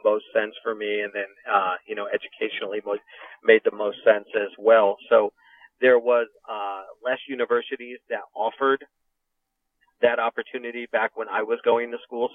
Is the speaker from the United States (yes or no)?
yes; Connecticut, United States; this is my home state